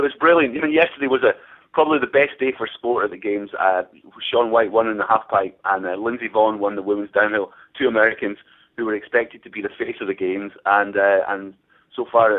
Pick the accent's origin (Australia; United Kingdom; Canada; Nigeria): United Kingdom; that's all part of the thing, as being a British journalist over here.